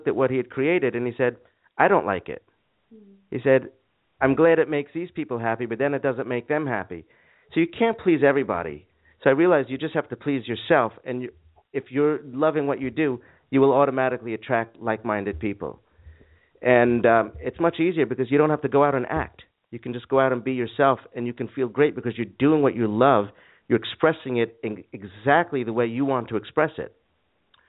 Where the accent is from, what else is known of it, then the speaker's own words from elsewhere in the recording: New York, United States; moved away as an adult; also born or lived in Boston / California / Arizona; I was born and raised in New York until I was 18 and went off to college in Boston